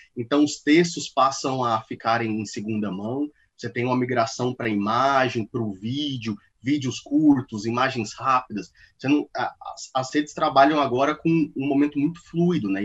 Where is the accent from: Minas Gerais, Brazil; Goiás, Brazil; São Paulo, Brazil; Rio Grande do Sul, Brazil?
Goiás, Brazil; Goiânia; Eu sou nascido e criado em Goiânia